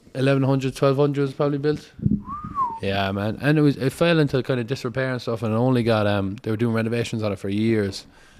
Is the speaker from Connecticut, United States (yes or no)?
yes; Connecticut, United States; born there; I was born in Connecticut because my mother is a doctor, so she was getting her residency at the time when I came along.